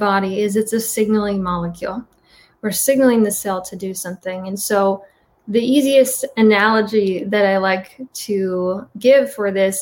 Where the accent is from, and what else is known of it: Midwest, United States; born or raised there